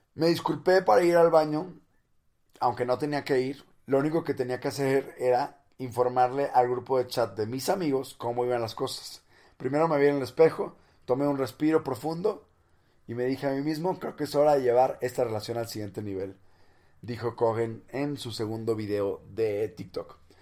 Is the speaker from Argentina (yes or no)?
no; Monterrey, Nuevo León, Mexico; no soy chilango, soy de Monterrey, del norte de México